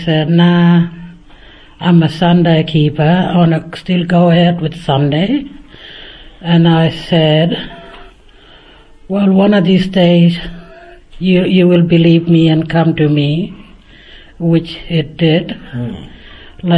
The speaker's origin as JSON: {"language": "English", "town": "Finke", "region": "Northern Territory", "country": "Australia", "said": "I'm from Fink, Heptula"}